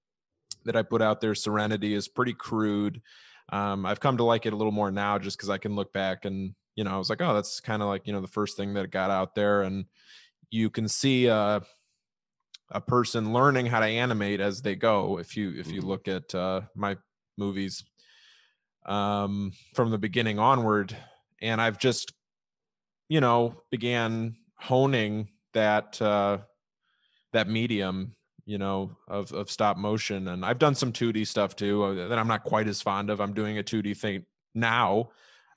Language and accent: English; Chicago, Illinois, United States; I'm from Chicago, south side of Chicago